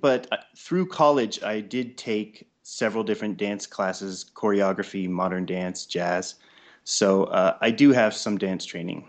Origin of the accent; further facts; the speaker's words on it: California, United States; also born or lived in Colorado Springs; I was born in Colorado Springs and then moved to California really early. And then I've lived in several different cities, such as Santa Barbara as a child, and then the Bay Area, Foster City, San Francisco area, Sacramento.